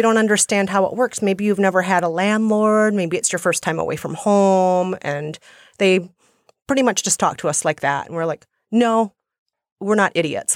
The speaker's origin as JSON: {"language": "English", "region": "Minnesota", "country": "United States", "also_born_or_lived": "India / Guatemala", "accent": "Minnesotan", "moved": "yes", "lives_now": "New York, United States", "said": "So, I think I'm mostly a New Yorker now, but some people say I still sound like a Minnesotan"}